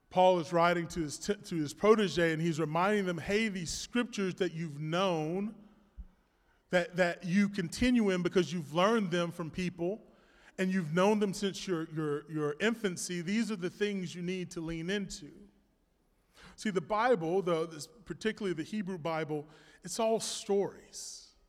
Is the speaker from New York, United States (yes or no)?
no; Florida, United States; I'm a Florida man